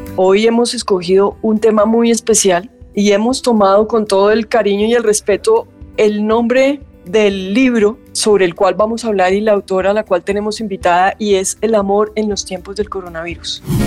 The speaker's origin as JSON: {"language": "Spanish", "country": "Colombia", "said": "Como colombianos nos sentimos muy orgullosos"}